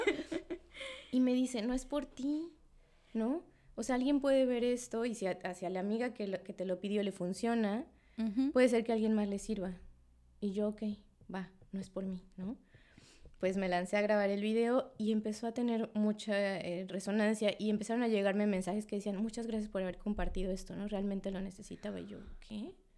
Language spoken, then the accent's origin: Spanish; Mexico City, Mexico; moved away as an adult; now in Cancún, Mexico; yo nací en Ciudad de México, y llegué a Cancún hace, ya voy a cumplir cuatro años que llegué a Cancún